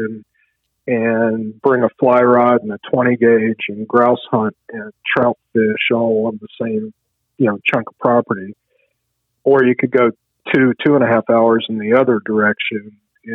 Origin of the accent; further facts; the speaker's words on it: Charlottesville, Virginia, United States; when I grew up, it was like, I'm getting out of Charlottesville